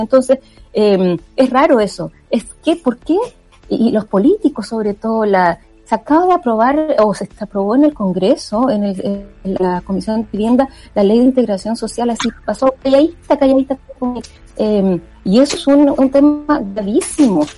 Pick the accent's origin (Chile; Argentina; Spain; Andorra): Chile